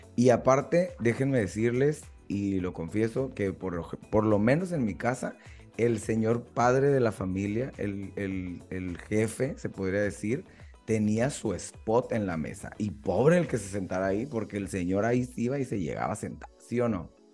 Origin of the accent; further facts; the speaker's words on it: Mexico; uno como mexicano